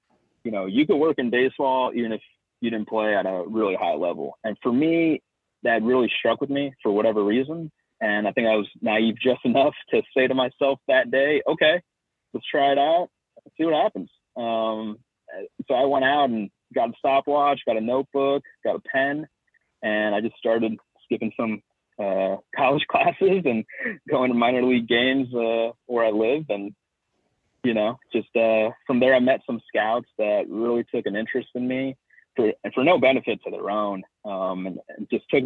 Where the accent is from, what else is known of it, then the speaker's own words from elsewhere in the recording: Southern California, United States; I grew up in Southern California